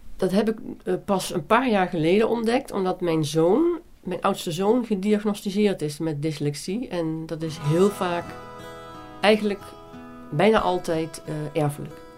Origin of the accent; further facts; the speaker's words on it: Nijmegen, Gelderland, Netherlands; accent: soft G; also born or lived in Beuningen, Gelderland / Maashees/Brabant; Opgegroeid in Nijmegen, uh, wij zijn heel veel in Brabant geweest, met name in Manrooi.